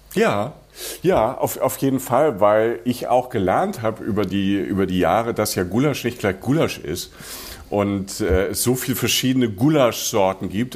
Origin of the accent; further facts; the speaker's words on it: Rhineland-Palatinate, Germany; moved away; Die Pfalz ist so Südpfalz, also Südpfalz, wo ich herkomme, das ist ähm, so Neustadt, Weinstraße, Landau, französische Grenze.